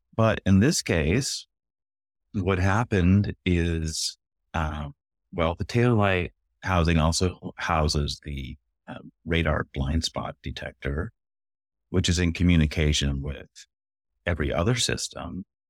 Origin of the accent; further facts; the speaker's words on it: Berkeley, California, United States; I grew up in Berkeley